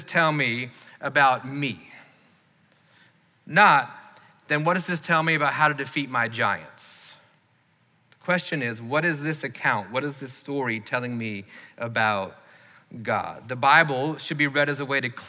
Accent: the South, United States; growing up in the South, we've probably done that more than most people

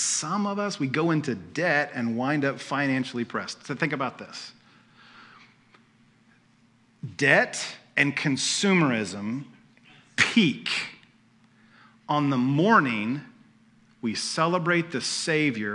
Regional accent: United States; We're American

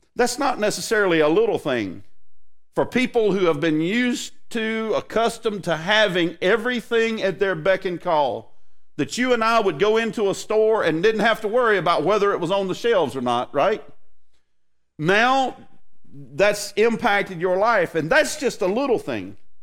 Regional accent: United States; what I feel as an American.

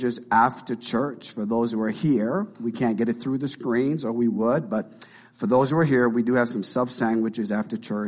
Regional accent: Canada; now in Marion; we're from Canada

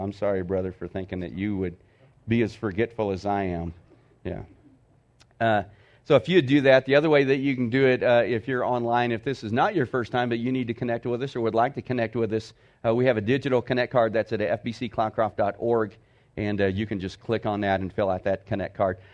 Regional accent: Texas, United States; moved away as an adult; now in Cloudcroft, United States; I grew up in Texas

